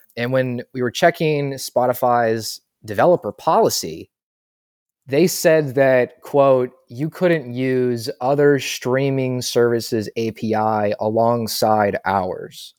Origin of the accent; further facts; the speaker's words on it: Louisville, Kentucky, United States; I'm from Louisville